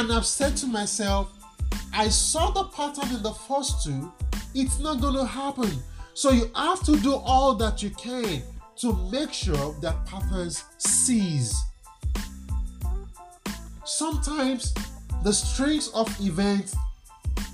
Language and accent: English; Nigeria; I'm a Nigerian